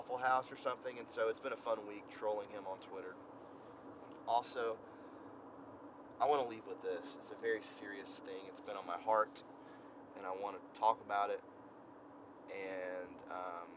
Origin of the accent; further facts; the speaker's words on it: Georgia, United States; I'm from Georgia